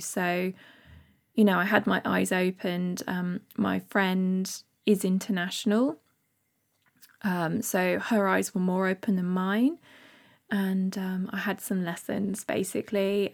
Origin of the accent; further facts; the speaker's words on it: Bath, South West England, United Kingdom; moved away; I am from Bath. Uh, lived there for my first so many years with my parents